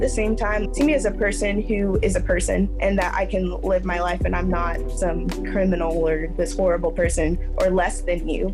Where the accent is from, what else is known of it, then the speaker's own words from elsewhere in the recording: Midwest, United States; I'm from the Midwest